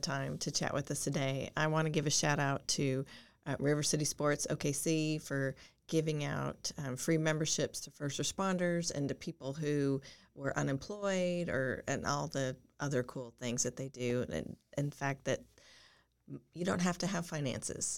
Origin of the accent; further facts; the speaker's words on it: Boulder, Colorado, United States; we're from Boulder